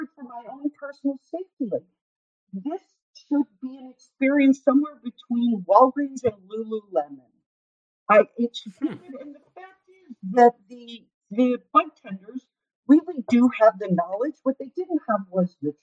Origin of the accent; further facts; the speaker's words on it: Illinois, United States; I'm from Illinois.